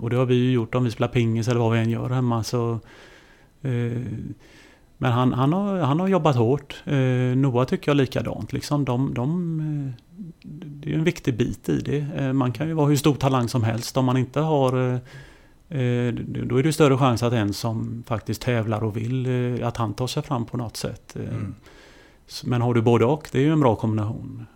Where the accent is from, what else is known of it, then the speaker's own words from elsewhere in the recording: Kungälv, Västra Götaland, Sweden; jag kommer ju från eh, eh, Ytterby hette det då, Kungälv då. Eh, mm. där spelar jag eh, eh mina pojklagsår